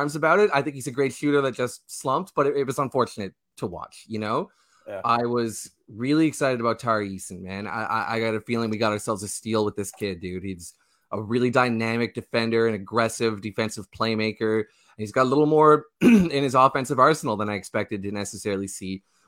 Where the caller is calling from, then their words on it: St. John's, Newfoundland and Labrador, Canada; That is correct, man. I'm coming from St. John's, Newfoundland, Canada.